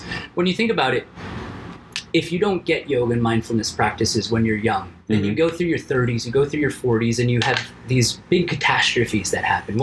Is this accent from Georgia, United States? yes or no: no; Miami, Florida, United States; I'm from Miami